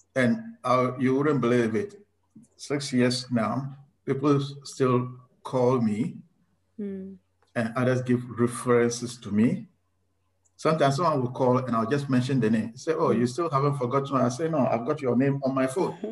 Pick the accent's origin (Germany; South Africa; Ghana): Ghana; also born or lived in South Australia; now in Australia; I am originally from Ghana.